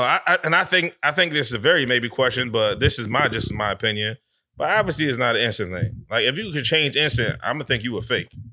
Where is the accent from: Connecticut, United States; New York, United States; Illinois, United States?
Connecticut, United States; I'm from up top. I'm from Connecticut